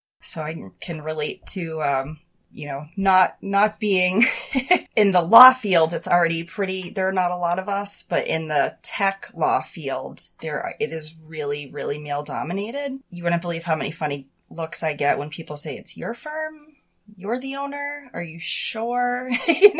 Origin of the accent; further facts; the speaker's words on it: Boston, Massachusetts, United States; moved away as an adult; also born or lived in Milton, Massachusetts; now in New Hampshire, United States; I was born and raised in Boston